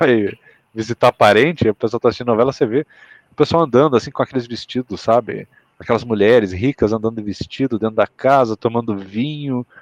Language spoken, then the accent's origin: Portuguese; Mato Grosso, Brazil; now in Paraná, Brazil; eu sou um cara que mora no sul, eu vim do Mato Grosso, mas eu moro no Paraná